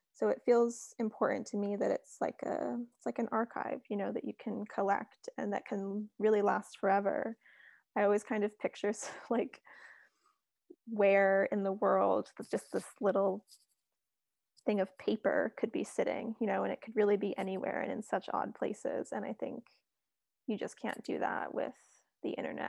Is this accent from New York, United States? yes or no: yes; New York City, New York, United States; now in England; growing up in New York City